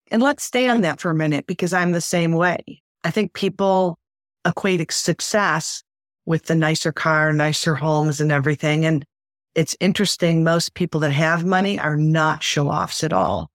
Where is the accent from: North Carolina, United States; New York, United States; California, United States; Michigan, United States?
Michigan, United States; Detroit; I grew up in Detroit.